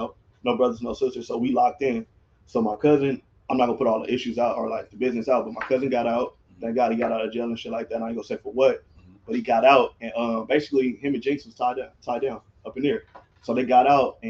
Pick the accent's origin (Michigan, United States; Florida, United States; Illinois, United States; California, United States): California, United States; Gardena; I'm from Gardena, California